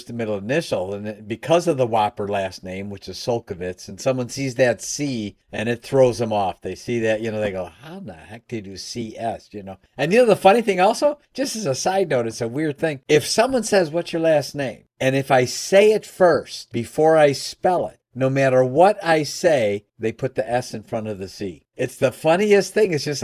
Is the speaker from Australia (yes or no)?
no; Chicago, Illinois, United States; now in Michigan, United States; I'm actually from Chicago. I live in Michigan.